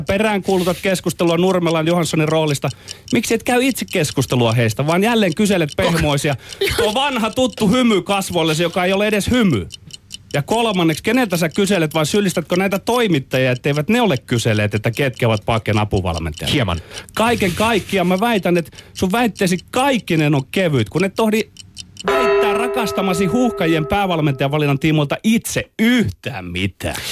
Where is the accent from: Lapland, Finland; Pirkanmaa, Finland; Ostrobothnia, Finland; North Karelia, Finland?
Ostrobothnia, Finland; meillä Pohjanmaalla